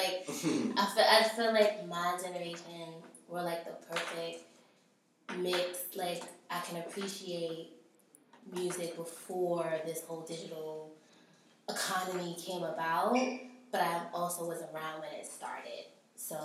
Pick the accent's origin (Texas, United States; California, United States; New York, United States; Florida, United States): New York, United States; New York City; I'm from Brooklyn